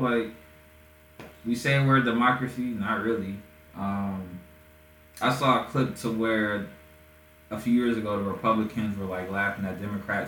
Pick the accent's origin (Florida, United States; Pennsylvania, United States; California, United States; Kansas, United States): Pennsylvania, United States; Erie; moved away; my hometown, in Erie, Erie, Pennsylvania